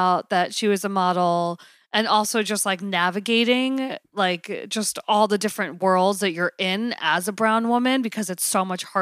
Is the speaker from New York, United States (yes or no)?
yes; Long Island, New York, United States; I grew up in Long Island, and Long Island can be really racist